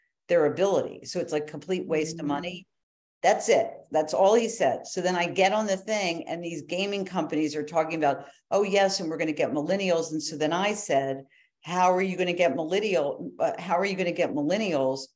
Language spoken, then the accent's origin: English; Philadelphia, Pennsylvania, United States; moved away; also born or lived in New York; we grew up in Philly, Philadelphia, we were Phillies fans